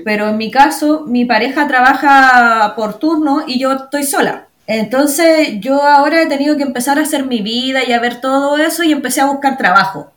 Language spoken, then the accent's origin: Spanish; Chimbarongo, O'Higgins, Chile; moved away as an adult; also born or lived in Santiago / La Serena; now in Australia; Soy, bueno, oriunda de Chimbarongo, de ah. Chimbarongo, que es sexta región de Chile.